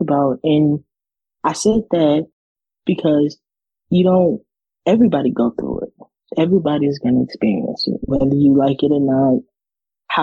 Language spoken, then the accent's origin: English; United States; also born or lived in Ponchatoula, Louisiana; I'm from the United States of America.